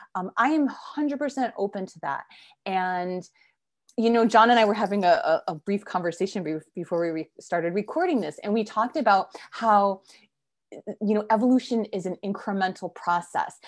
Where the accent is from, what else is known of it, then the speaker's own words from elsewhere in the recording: East Coast, United States; moved away; I'm originally from the East Coast, so I was visiting family in Connecticut